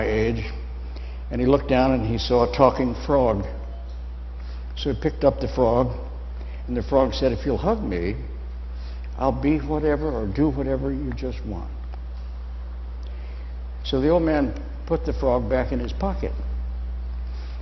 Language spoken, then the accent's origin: English; Colorado, United States; I was born in Colorado a long time ago